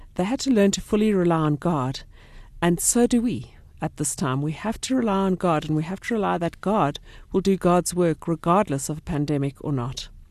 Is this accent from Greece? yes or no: no; Port Elizabeth, Eastern Cape, South Africa; now in North Riding, South Africa; I come from Port Elizabeth